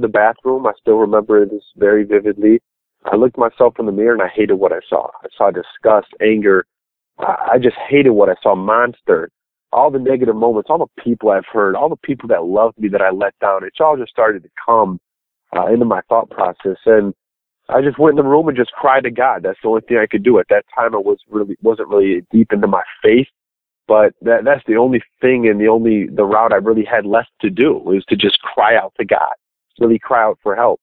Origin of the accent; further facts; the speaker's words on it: just outside of Chicago, Illinois, United States; I grew up just outside of Chicago, about 25 minutes to be exact from downtown